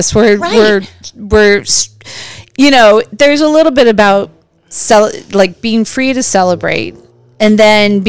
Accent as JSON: {"language": "English", "country": "United States", "said": "we as American white people"}